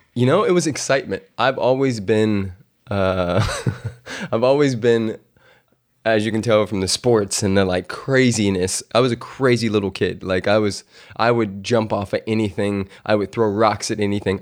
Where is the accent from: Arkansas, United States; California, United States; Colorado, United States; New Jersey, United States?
California, United States; moved away as an adult; also born or lived in Louisiana; I'm this dude from California